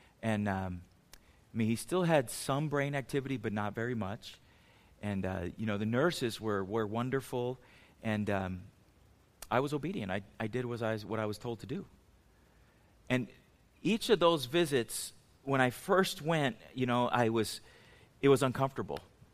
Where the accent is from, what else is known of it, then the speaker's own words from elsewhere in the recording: San Diego, California, United States; I grew up in San Diego